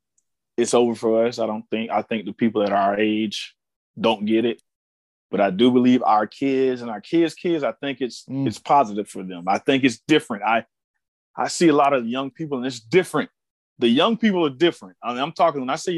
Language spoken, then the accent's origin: English; Ocala, Florida, United States; I'm from Ocala, Florida